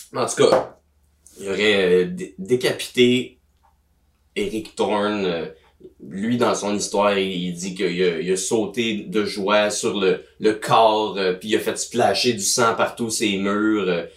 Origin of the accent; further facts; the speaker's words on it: Gatineau, Quebec, Canada; à Gatineau ma ville natale